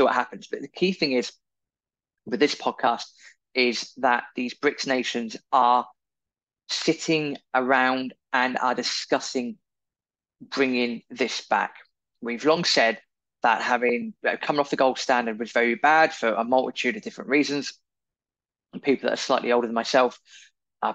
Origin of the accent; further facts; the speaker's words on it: United Kingdom; as we know from being British